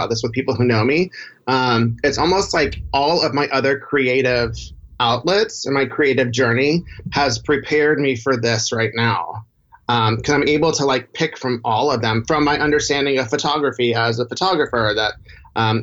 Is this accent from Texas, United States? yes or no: yes; Houston, Texas, United States; I grew up in Houston